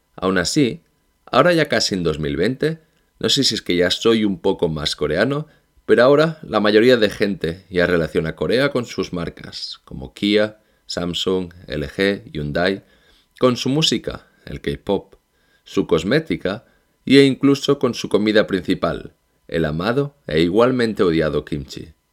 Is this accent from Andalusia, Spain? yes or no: no; Barcelona, Catalonia, Spain; moved away as an adult; now in South Korea; soy de Barcelona y llevo desde el 2014 en este país